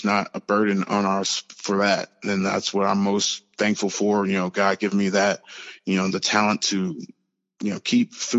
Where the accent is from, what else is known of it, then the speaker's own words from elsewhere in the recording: St. Louis, Missouri, United States; moved away as an adult; also born or lived in Joplin, Missouri; I'm from St. Louis, Missouri. You know, I'm a big city boy.